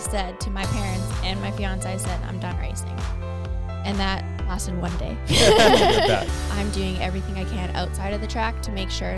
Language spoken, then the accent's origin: English; Winnipeg, Manitoba, Canada; moved away as an adult; now in North Carolina, United States; I'm from Winnipeg, Manitoba. I currently live in the States now